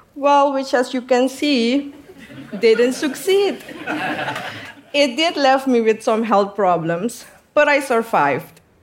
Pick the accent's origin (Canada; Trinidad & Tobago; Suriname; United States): Suriname; southern Suriname; I come from the south of Suriname, near the border with Brazil and French Guyana. I am from Amazonia. I am Wayana. I was born in a small settlement with 150